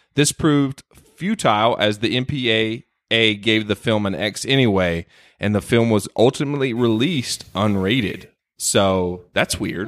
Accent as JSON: {"language": "English", "region": "North Carolina", "country": "United States", "tie": "born or raised there", "said": "my home state of, uh, North Carolina"}